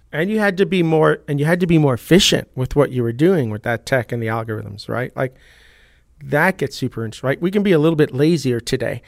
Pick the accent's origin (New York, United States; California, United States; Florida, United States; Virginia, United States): New York, United States; I grew up in New York